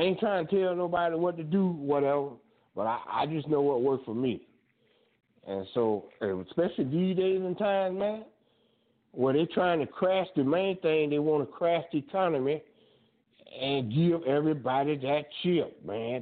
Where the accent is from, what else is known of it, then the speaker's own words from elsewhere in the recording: Fort Lauderdale, Florida, United States; moved away; I'm from Fort Lauderdale